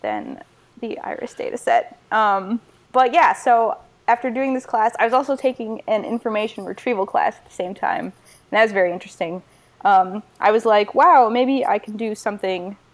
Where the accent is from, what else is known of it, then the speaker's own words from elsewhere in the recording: Michigan, United States; I decided I would go to Michigan because I'm from Michigan and I could get in-state